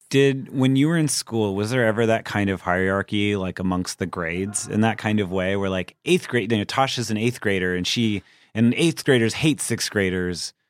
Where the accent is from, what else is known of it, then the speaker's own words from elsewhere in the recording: Anaheim, California, United States; I'm from Anaheim